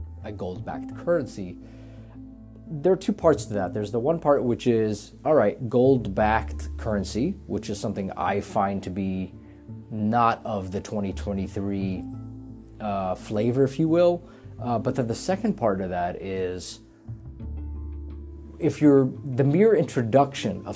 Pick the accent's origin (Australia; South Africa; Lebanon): Lebanon; moved away; I'm originally from Lebanon, and I have a lot of family there